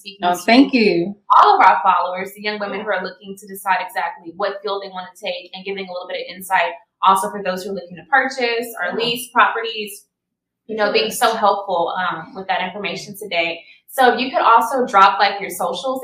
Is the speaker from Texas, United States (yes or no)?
yes; Houston, Texas, United States; we're originally from Houston